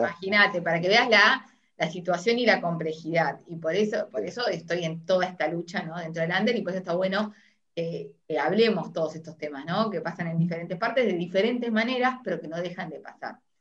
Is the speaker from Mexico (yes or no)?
no; Uruguay; now in Argentina; soy uruguaya, pero estoy en Argentina